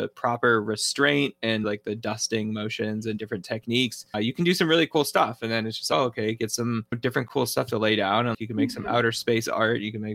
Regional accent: New England, United States; I grew up in the Northeast. There's just part of me growing up as an Italian in New England

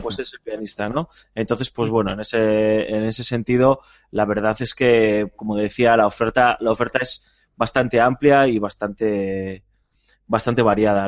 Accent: Spain; como somos españoles

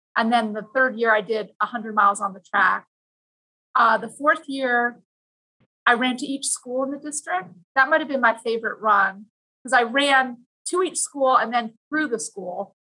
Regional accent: Vancouver, British Columbia, Canada; now in Virginia, United States; I grew up in Vancouver, Canada, which is a beautiful place

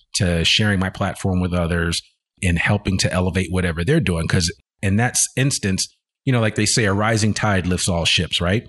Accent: outside of New York City, United States; moved away as an adult; also born or lived in Richmond, Virginia / Washington, D.C.; now in Arkansas, United States; born in Richmond, Virginia, but I grew up outside of New York City

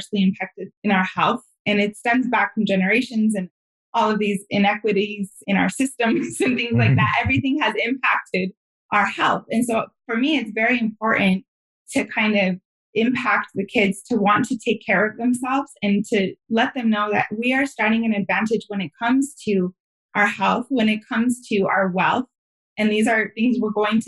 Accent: San Luis Valley, Southern Colorado, United States; moved away; a lot of the kids that grew up where I grew up, which is in Southern Colorado in the San Luis Valley

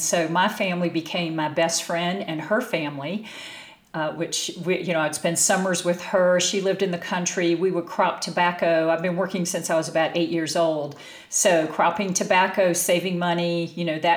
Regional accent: North Carolina, United States; moved away as an adult; also born or lived in Bay Area, California; I grew up in North Carolina and did not have a Cinderella childhood

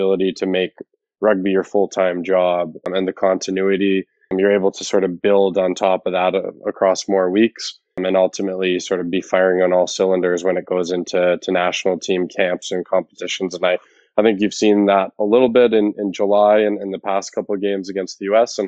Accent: Alberta, Canada; growing up in Alberta

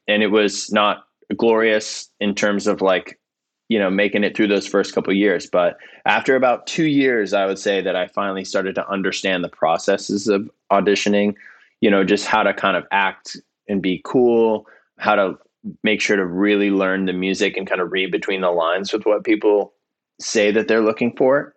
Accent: Virginia, United States; I'm actually from Virginia.

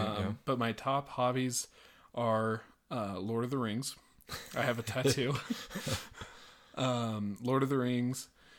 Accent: Lakewood, Colorado, United States; So we had this huge wedding planned at the church that we grew up at here in Lakewood, Colorado.

